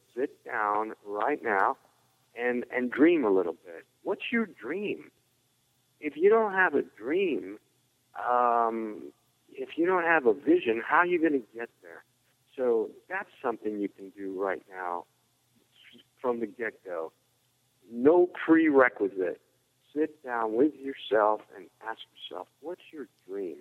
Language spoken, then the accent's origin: English; California, United States; growing up in California, a martial arts capital